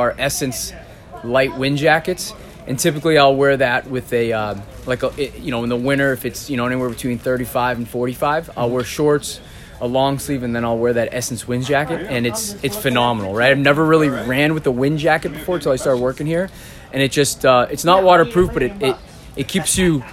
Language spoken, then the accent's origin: English; Boston, Massachusetts, United States; I'm from Boston, Massachusetts, and I've been with Craft for almost a year now